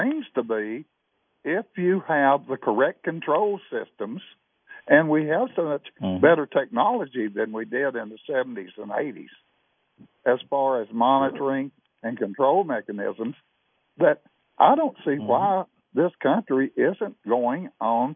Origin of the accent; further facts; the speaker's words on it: North Carolina border, East Tennessee, United States; also born or lived in Oak Ridge, Tennessee; I was born over on the East Tennessee, North Carolina border